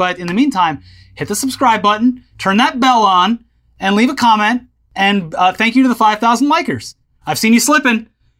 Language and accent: English; New Jersey, United States; I'm not supposed to do this? I'm from New Jersey. I don't know any better.